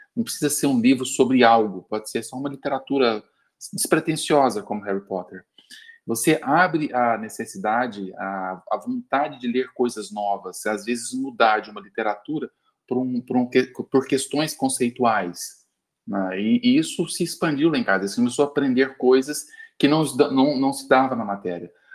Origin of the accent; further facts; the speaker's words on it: São Paulo, Brazil; eu sou de São Paulo, aqui em São Paulo